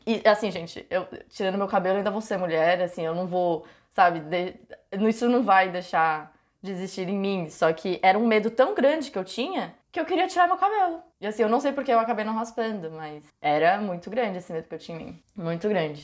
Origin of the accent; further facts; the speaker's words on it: São Paulo, Brazil; moved away; eu sou de São Paulo